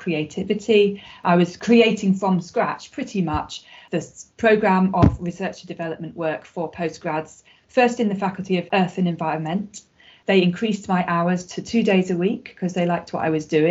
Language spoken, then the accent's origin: English; London, United Kingdom; moved away as an adult; also born or lived in Sheffield; I was born in London and I grew up there